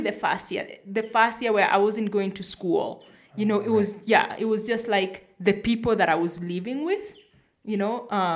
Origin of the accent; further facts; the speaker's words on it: Nairobi, Kenya; all my friends were Kenyans and also from like my village or from like the neighborhood that I grew up in Isili, in Nairobi